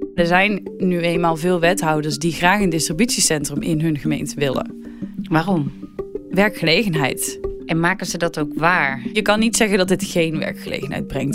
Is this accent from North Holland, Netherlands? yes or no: no; North Brabant, Netherlands; moved away; Ik kom zelf uit Brabant